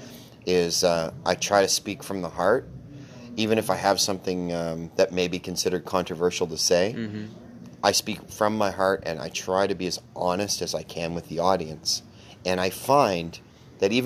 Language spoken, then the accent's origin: English; Canada; I'm Canadian